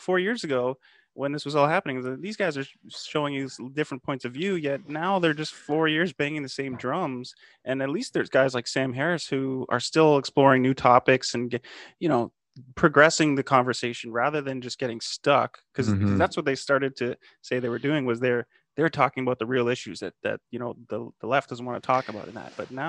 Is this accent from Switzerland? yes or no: no; Canada; I'm a Canadian yeah. too, so this is in our neck of the woods